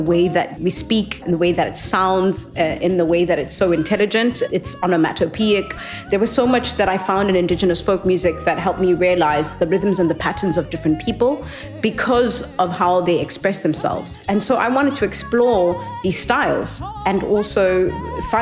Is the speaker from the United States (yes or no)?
no; Transkei, Eastern Cape, South Africa; I grew up in a homeland in apartheid called the Transkei.